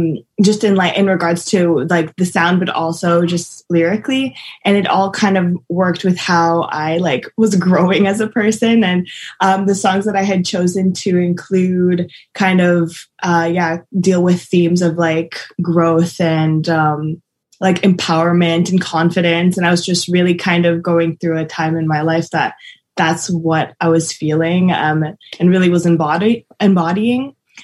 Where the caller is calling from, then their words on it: Montreal, Quebec, Canada; I'm good, and I'm coming from Montreal, Canada.